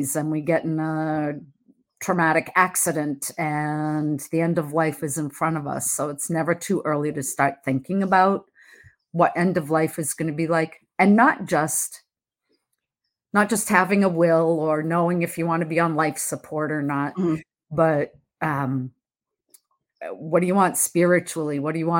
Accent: Massachusetts, United States; I am from Massachusetts, born and raised here

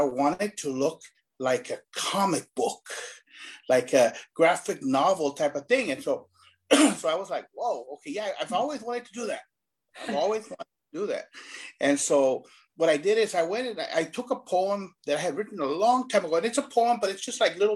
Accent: Rio Grande Valley, Texas, United States; I grew up in El Valle.

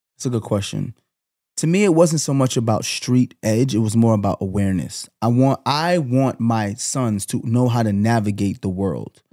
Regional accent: New York City, New York, United States; I grew up in Canarsie

